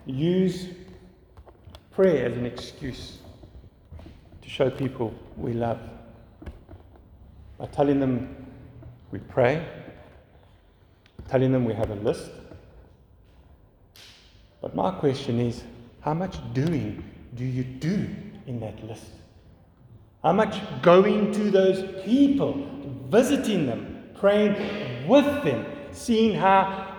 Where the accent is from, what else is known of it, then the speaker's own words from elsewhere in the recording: Fishhook, United States; We were like that growing up in Fishhook. I didn't enjoy growing up in Fishhook when I was young, to be honest with you, because it was full of old people.